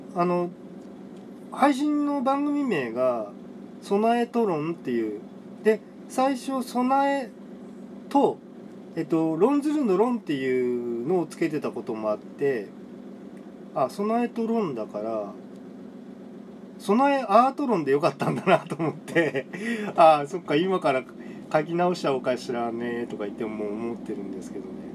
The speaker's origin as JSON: {"language": "Japanese", "region": "Tokyo", "country": "Japan", "tie": "born or raised there", "said": "僕はあの東京出身なんですけど"}